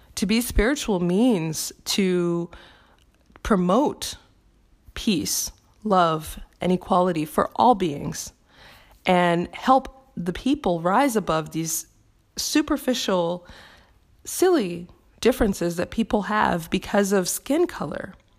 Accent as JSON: {"language": "English", "country": "United States", "said": "my home country of the United States"}